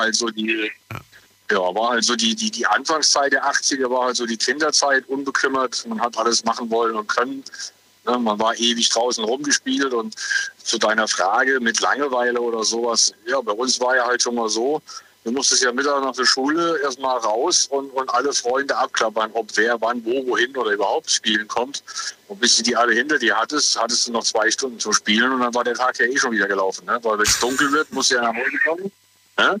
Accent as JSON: {"language": "German", "town": "Sulzbach", "region": "Saarland", "country": "Germany", "said": "Ich komme aus Sulzbach, aus dem Saarland, also in der Nähe von Saarbrücken."}